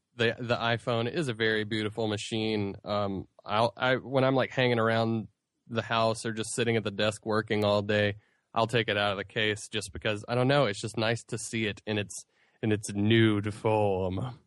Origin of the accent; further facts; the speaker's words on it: Asheville, North Carolina, United States; I grew up with here in Asheville